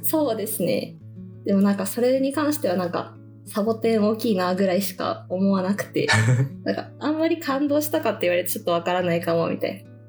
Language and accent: Japanese; Tokyo, Japan; now in Arizona, United States; 東京出身なんですけど